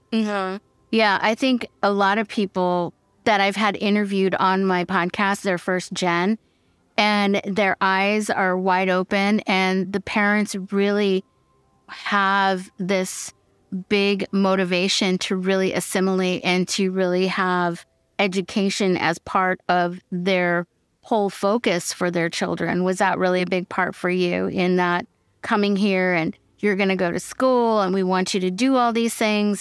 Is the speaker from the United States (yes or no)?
yes; Fresno, California, United States; I'm from Fresno